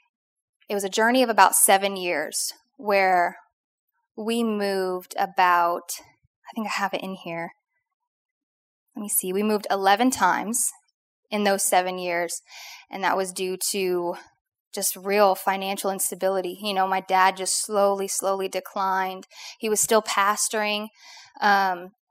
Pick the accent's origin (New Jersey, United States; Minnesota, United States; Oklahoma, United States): Oklahoma, United States; now in Louisiana, United States; I grew up completely in Oklahoma